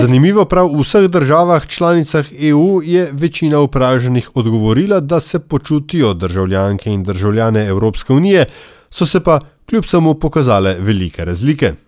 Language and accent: Slovenian; Slovenia; smo Slovenci